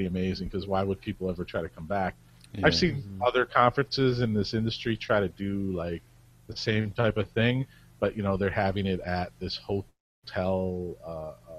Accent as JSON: {"language": "English", "town": "Cleveland", "region": "Ohio", "country": "United States", "said": "I'm from Cleveland."}